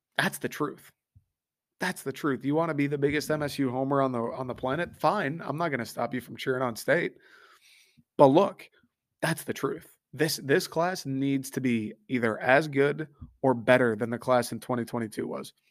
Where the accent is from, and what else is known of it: Detroit, Michigan, United States; moved away